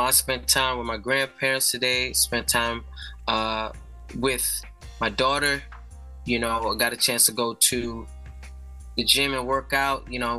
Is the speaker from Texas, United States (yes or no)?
no; New York City, New York, United States; I was born in the Bronx. Uptown, Wakefield